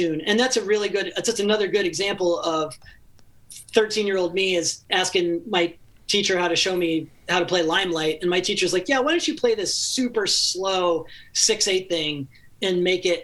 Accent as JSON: {"language": "English", "region": "rural Ohio", "country": "United States", "tie": "born or raised there", "moved": "as an adult", "lives_now": "Los Angeles, United States", "said": "my hometown in, you know, rural Ohio, which, you know, had 8,000 people in it."}